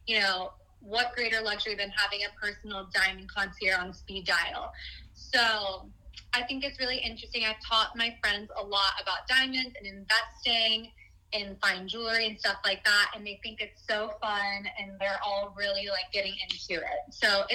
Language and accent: English; Florida, United States; I was born and raised in Florida